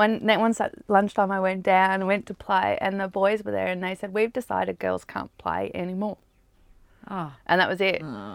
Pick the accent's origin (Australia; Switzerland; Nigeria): Australia; also born or lived in United States; In Australia. Oh, in the US for a bit, and then in Australia.